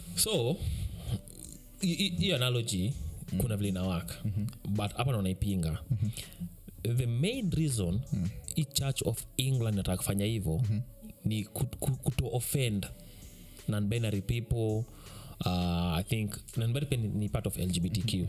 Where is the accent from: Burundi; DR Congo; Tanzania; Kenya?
Kenya; mimi kama mkenya